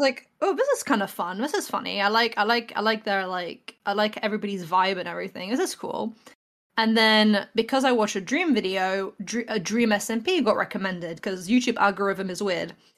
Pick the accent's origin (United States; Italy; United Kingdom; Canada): United Kingdom; England; I'm an artist from England.